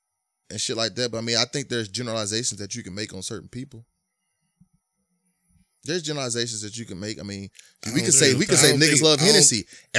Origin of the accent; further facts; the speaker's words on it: the North, United States; I was from the North